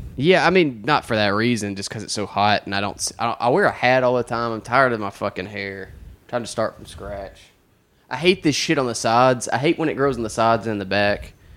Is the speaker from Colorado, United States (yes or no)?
no; Alabama, United States; I'm from Alabama